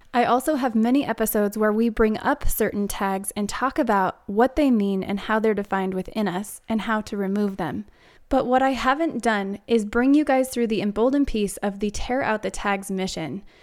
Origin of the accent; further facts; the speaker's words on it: Arizona, United States; moved away as an adult; now in Denver, United States; the landscape that we grew up around in Arizona